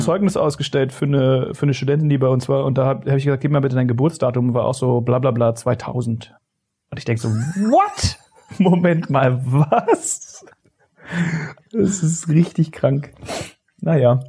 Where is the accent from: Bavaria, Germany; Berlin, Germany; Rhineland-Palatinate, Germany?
Berlin, Germany; bei uns in Steglitz